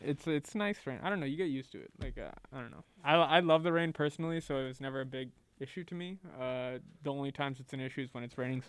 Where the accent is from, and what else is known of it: Seattle, Washington, United States; born or raised there; moved away as an adult; also born or lived in India; now in Waukesha, United States